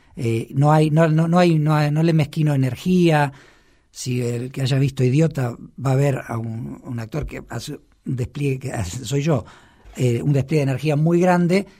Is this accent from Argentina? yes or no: yes; Argentina; now in Buenos Aires, Argentina; Yo soy un actor argentino de 49 años